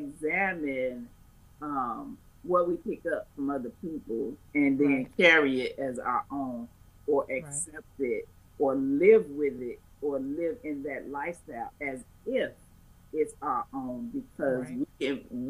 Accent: Chicago, Illinois, United States; I'm born and raised in Chicago

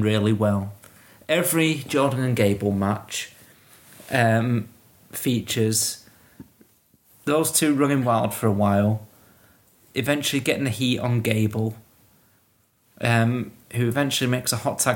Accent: Manchester, North West England, United Kingdom; as a Mancunian

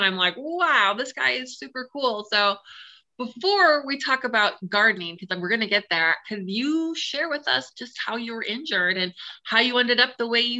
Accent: Minnesota, United States; I'm from Minnesota.

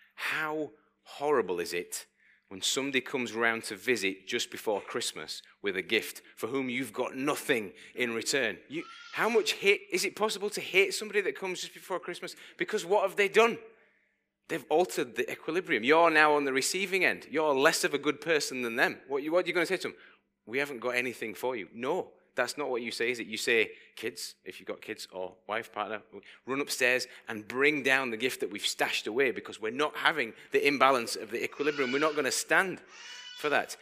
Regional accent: United Kingdom; we're quite British people, people who live on this island

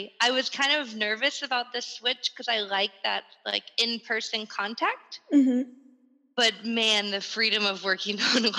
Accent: Atlanta, Georgia, United States; moved away as an adult; also born or lived in Guatemala / Ecuador / Peru / Panama; now in Ho Chi Minh City, Vietnam; I am originally from the States, from Atlanta. I've been living abroad about 6.5 years now.

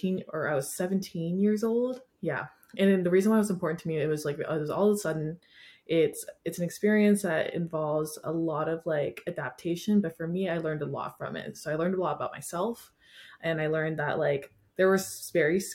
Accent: Washington, United States; moved away as an adult; now in California, United States; I grew up in Washington

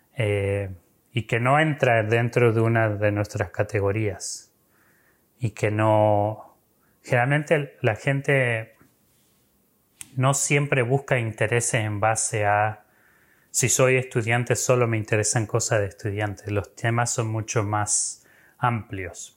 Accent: Argentina; yo me involucré con Crew estando en Argentina, soy argentino

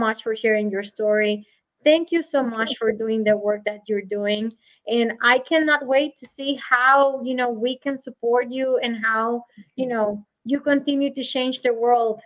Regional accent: Puerto Rico; moved away; I come from Puerto Rico

